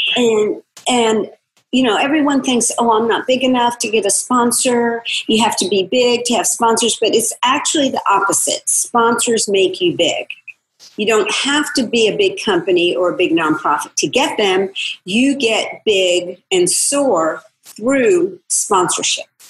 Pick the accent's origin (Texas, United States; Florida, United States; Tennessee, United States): Florida, United States; my hometown in Florida